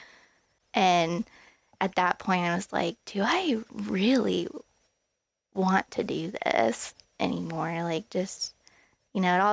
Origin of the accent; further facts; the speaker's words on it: Columbus, Ohio, United States; I'm from Columbus